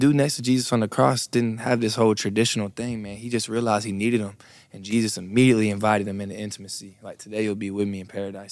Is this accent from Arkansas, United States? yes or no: no; Brunswick, Georgia, United States; I am from Brunswick, Georgia.